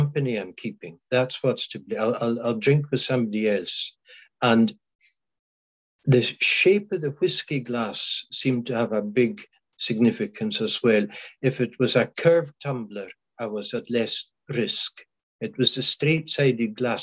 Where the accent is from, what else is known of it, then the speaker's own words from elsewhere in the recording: Isle of Skye, Scotland, United Kingdom; first language Scottish Gaelic; English is a second language; I belong to the islands of Scotland, Western Isles of Scotland. I belong to the Isle of Skye.